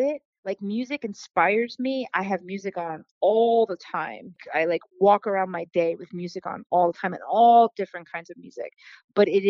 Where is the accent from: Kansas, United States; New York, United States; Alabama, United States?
New York, United States; North Fork of Long Island; also born or lived in Astoria, Queens, New York; now in Brooklyn, United States; I was born in Astoria, Queens. I was also raised out in the North Fork of Long Island.